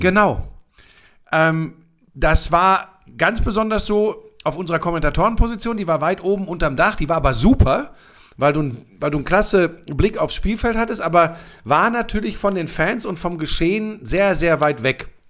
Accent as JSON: {"language": "German", "country": "Germany", "said": "bei uns in Deutschland"}